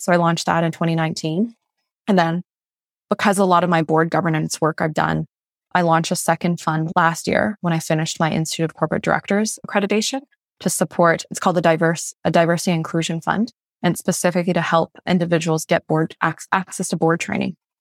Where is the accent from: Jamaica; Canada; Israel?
Canada; Fredericton, New Brunswick; first language Mandarin; English is a second language; also born or lived in Malaysia; growing up in New Brunswick, it's not very diverse